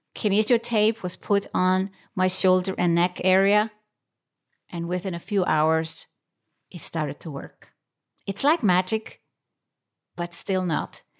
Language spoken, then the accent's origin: English; Iceland; moved away as an adult; now in Switzerland; I found myself in Switzerland, not in my home country, Iceland